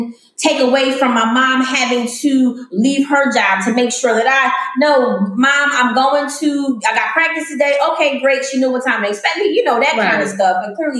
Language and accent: English; Philadelphia, Pennsylvania, United States; I grew up in Philly.